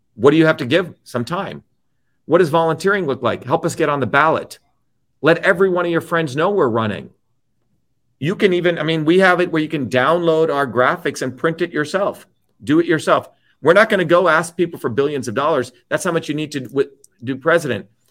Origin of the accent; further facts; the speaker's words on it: New Jersey, United States; now in Cambridge, United States; I grew up in New Jersey with immigrants